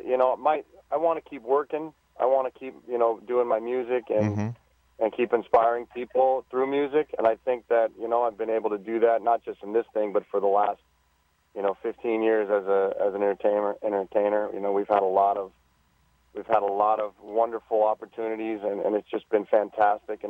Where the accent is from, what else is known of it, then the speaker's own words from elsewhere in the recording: Southern California, United States; I'm from Southern California